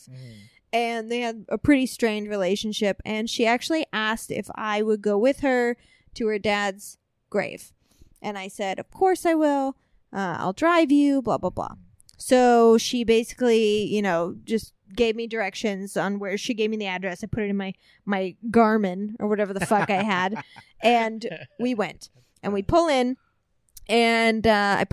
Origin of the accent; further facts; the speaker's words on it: Centralia, Illinois, United States; my hometown in Southern Illinois, Centralia, Illinois